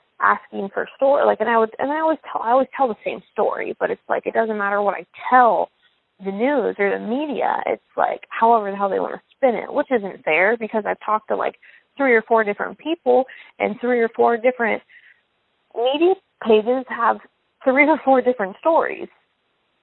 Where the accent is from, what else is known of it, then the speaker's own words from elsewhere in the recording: Wilmington, United States; we're from Wilmington.